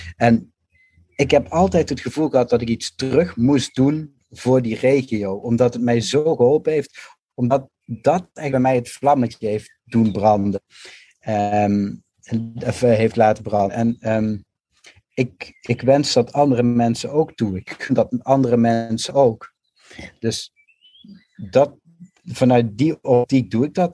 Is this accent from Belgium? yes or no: no; Limburg, Netherlands; moved away; ik ben zelf een Limburgse jongen, ben ook naar de stad gegaan